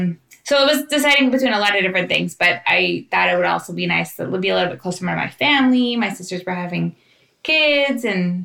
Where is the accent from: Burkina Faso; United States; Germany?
United States; Orange County, California; also born or lived in San Francisco / Guatemala; I am the youngest of five girls and I grew up in Orange County, but I've been back in Santa Ana for almost 10 years.